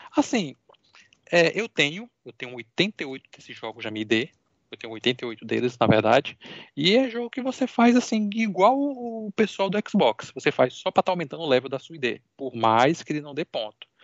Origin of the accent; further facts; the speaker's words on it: Natal, Rio Grande do Norte, Brazil; eu sou de Natal, Rio Grande do Norte